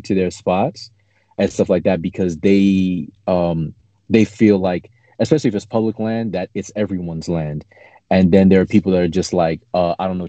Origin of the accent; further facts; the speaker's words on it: New York City, New York, United States; I'm from New York City